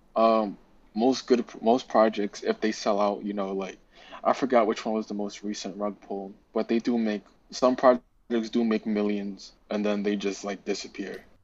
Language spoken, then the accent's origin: English; New York City, New York, United States; also born or lived in Queens, New York; I'm from Brooklyn.